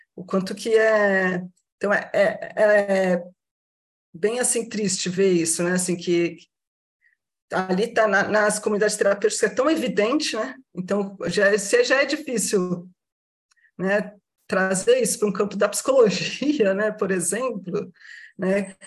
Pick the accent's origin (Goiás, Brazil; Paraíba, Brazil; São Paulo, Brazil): São Paulo, Brazil; Baixada Santista; Sou da região aqui da Baixada Santista